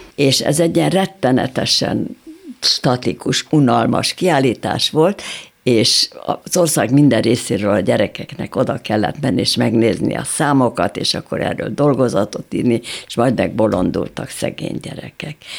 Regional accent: Budapest, Hungary; én egy normális polgári családban születtem, szüleim szücsök voltak, szép szücsüzletünk volt

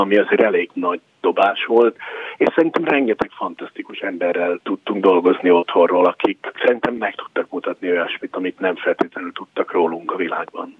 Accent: Hungary; also born or lived in United States; now in New York, United States; kettős, persze, és mindig magyar vagyok

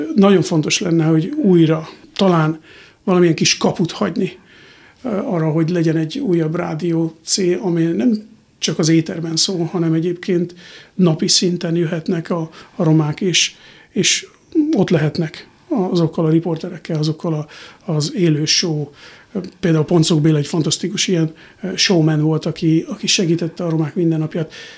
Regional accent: Borsod-Abaúj-Zemplén, Hungary; moved away as an adult; now in United States; el kell hagynom ezt az országot, ahol felnőttem

